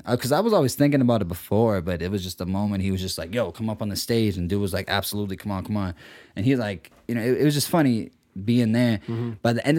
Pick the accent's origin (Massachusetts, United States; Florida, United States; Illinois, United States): Massachusetts, United States; Boston; also born or lived in Milton, Massachusetts; I was born in Milton. But I was adopted into Dorchester, 6 weeks old.